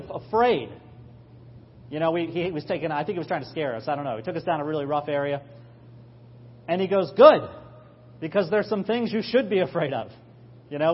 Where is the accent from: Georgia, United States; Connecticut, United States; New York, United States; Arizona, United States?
New York, United States; we're all New Yorkers